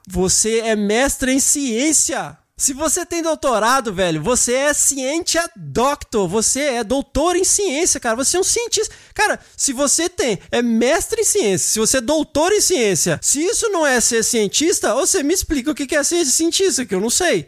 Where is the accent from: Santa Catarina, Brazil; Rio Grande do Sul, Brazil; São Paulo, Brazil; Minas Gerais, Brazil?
Minas Gerais, Brazil; quando eu era criança lá em Minas